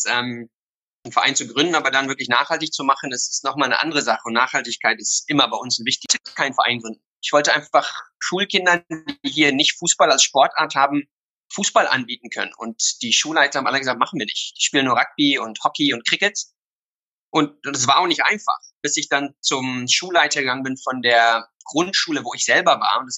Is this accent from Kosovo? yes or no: no; Somerset West, Western Cape, South Africa; moved away as an adult; also born or lived in Berlin; Ähm, hier in Somerset West, wo Young Bafana jetzt auch ist, ist mein Zuhause. Hier bin ich geboren, hier bin ich aufgewachsen und bin dann mit 18 nach Berlin.